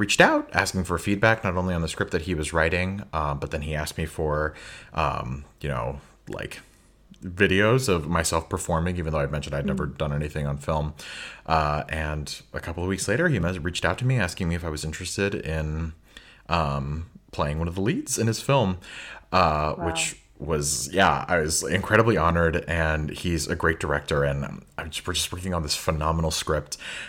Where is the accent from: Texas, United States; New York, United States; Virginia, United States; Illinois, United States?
Illinois, United States; Chicago; moved away as an adult; also born or lived in Boston; now in Finland; growing up in Chicago